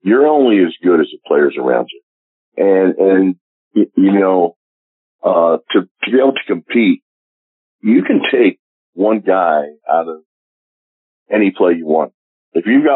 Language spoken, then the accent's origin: English; Philadelphia, Pennsylvania, United States; moved away as an adult; also born or lived in Pittsburgh; now in Kansas City, United States; I'm going to be back in my hometown of Philadelphia